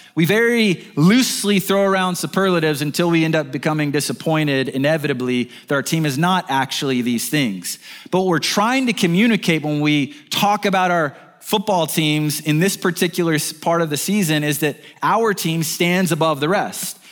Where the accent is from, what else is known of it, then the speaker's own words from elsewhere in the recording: Birmingham, Alabama, United States; I'm from Birmingham, Alabama